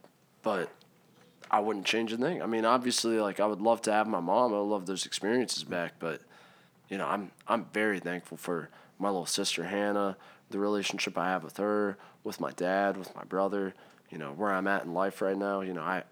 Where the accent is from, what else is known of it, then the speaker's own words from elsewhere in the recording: Maryland, United States; also born or lived in Hershey, Pennsylvania / South Carolina; I'm from Maryland